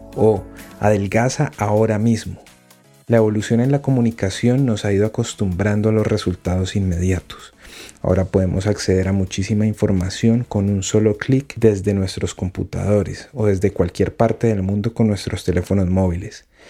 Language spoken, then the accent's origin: Spanish; Colombia; mi país. Colombia.